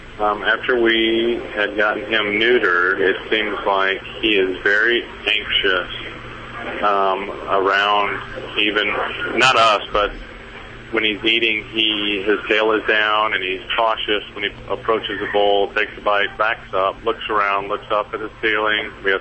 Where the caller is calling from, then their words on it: Marietta, Georgia, United States; From Marietta, Georgia.